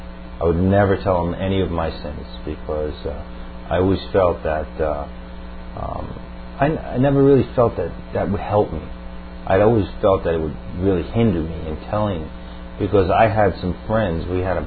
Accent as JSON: {"language": "English", "town": "Long Island", "region": "New York", "country": "United States", "tie": "born or raised there", "said": "Right, Long Island. Well, I'm from an Irish Catholic family, second generation, and both my parents took me to Catholic Church to Mass every Sunday until the age of about 16"}